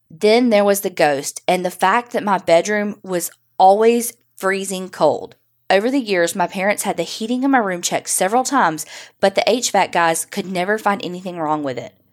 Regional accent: Northeast, United States; My parents like old houses, and growing up in the Northeast, there was no shortage of houses and local history and lore.

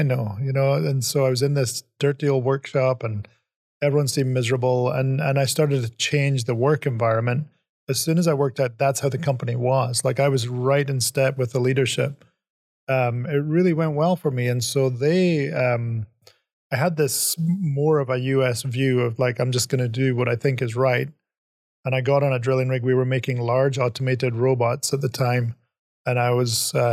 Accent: Aberdeen, Scotland, United Kingdom; moved away as an adult; also born or lived in California; now in United States; I grew up in Scotland

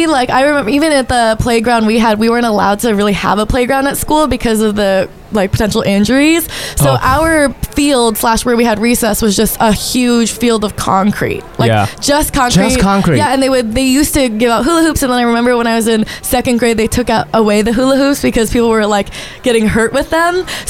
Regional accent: New York, United States; Yeah, so I grew up on Canal Street, I think.

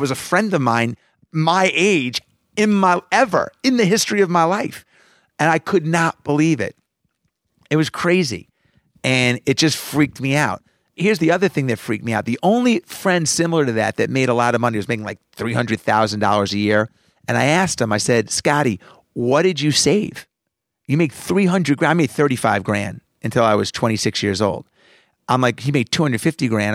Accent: Roslyn, New York, United States; I grew up in Roslyn

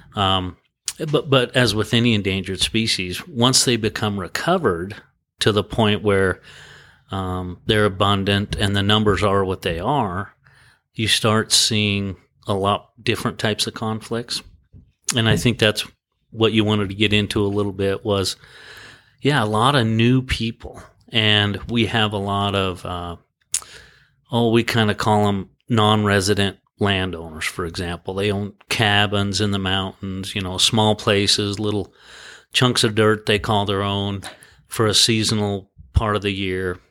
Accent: Sheridan, Wyoming, United States; also born or lived in Laramie, Wyoming; born and raised in Wyoming. I kinda bounced around the state a little bit and I went to college, um, at our university in Laramie and, um, I was raised pretty much in Sheridan, Wyoming

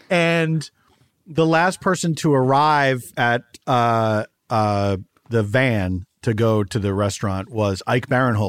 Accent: Philadelphia, Pennsylvania, United States; I'm from Philadelphia.

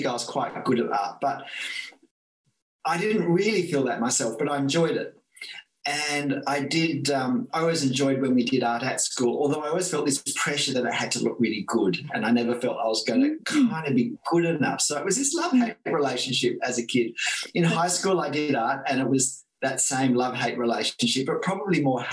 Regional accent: Australia; I'm Australian

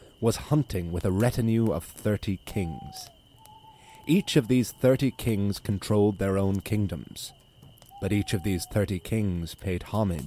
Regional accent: Ireland; as an Irish man

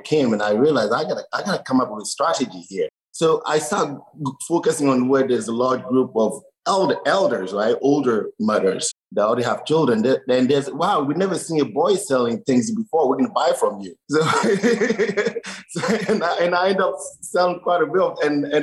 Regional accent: Togo; moved away; I grew up in Togo. Togo is a small country in the west part of Africa

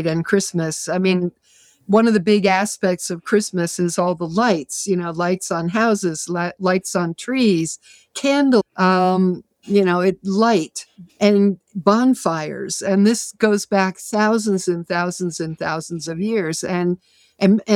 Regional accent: Massachusetts, United States

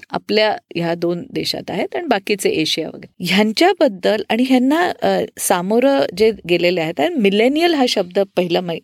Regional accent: Pune, Maharashtra, India; also born or lived in Panchgani / Mumbai / Nashik; पुण्यात बऱ्यापैकी वाढलेली आहे त्याच्या आधी थोडे वर्ष पाचगणीला होतो आम्ही

